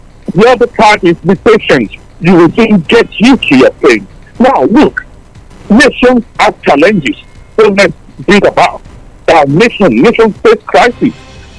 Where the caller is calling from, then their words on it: Tottenham, London, United Kingdom; Yeah, this is …. I'm calling you from Tottenham.